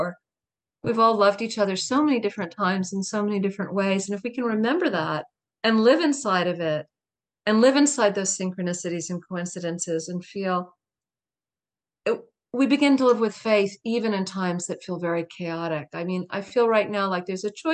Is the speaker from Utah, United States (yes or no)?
no; town next to Mattapoisett, Massachusetts, United States; I grew in the town next door